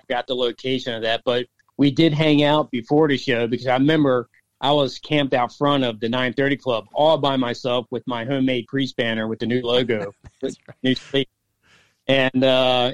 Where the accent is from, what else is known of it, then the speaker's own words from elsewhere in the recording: Maryland, United States; growing up in the Maryland area